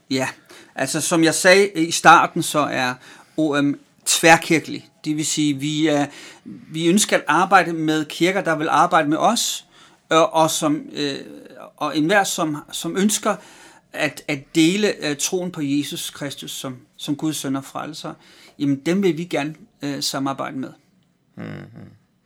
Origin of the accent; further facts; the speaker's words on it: Denmark; also born or lived in Amager; jeg er vokset op i Danmark